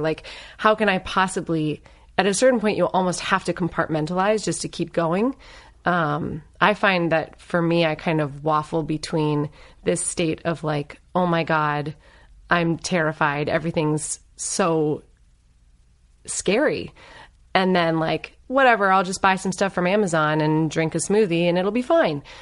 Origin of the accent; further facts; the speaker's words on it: Northern Virginia, United States; also born or lived in Los Angeles; now in Claremont, United States; I grew up in Northern Virginia. Um, so, you know, D C suburbs